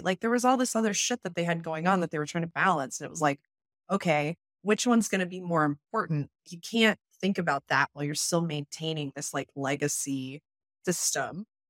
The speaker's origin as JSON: {"language": "English", "town": "Las Vegas", "region": "Nevada", "country": "United States", "said": "I come from Vegas"}